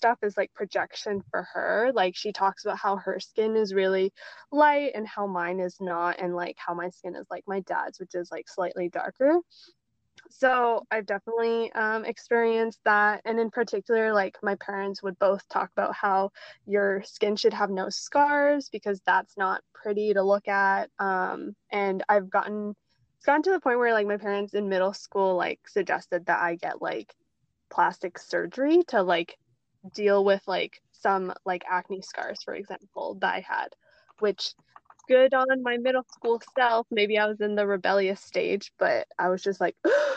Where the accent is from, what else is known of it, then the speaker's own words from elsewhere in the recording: Canada; Growing up in Western society as Asian Canadians